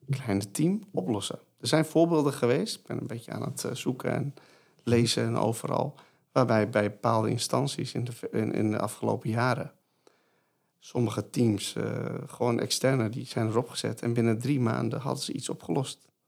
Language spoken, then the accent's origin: Dutch; Netherlands; willen wij dit als Nederlanders?